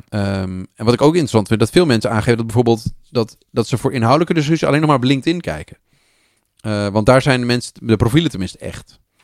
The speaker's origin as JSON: {"language": "Dutch", "country": "Netherlands", "said": "als Nederlanders"}